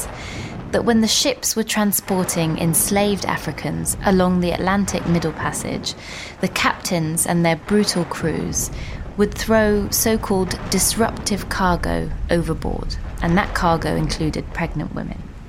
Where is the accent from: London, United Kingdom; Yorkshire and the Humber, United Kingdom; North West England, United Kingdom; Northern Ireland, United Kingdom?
London, United Kingdom; I'm from London, not Bristol